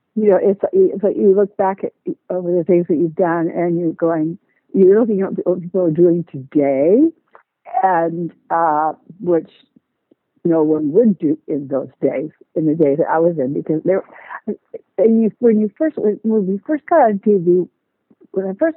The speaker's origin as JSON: {"language": "English", "town": "Seattle", "region": "Washington", "country": "United States", "moved": "yes", "lives_now": "Florida, United States", "said": "I'm from Seattle, Washington"}